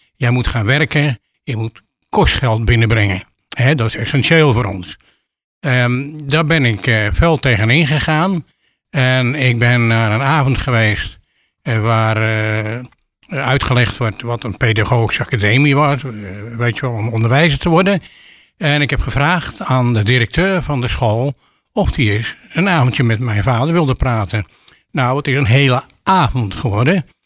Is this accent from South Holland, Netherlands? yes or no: yes; Sliedrecht, South Holland, Netherlands; now in Giessenburg, Netherlands; ik eh, ben geboren in Sliedrecht. Ik ben opgegroeid in een heel